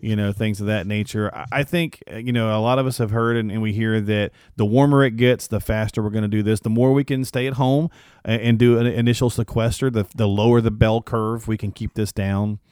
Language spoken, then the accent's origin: English; Michigan, United States; now in North Carolina, United States; I'm from Michigan. I used to live not too far, uh, but I'm down in North Carolina now